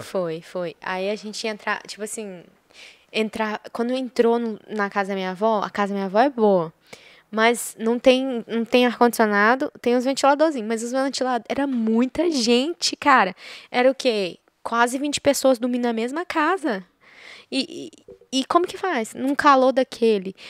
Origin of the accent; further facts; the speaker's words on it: Goiás, Brazil; porque eu sou de Goiás